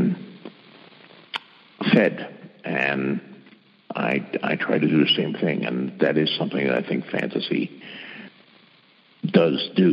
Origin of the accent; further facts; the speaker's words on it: Bayonne, New Jersey, United States; I was born and raised in Bayonne, New Jersey